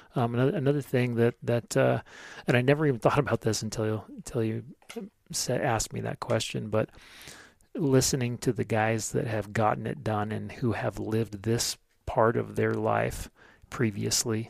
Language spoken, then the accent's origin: English; Sandpoint, Idaho, United States; lived in and around Sand Point the majority of my life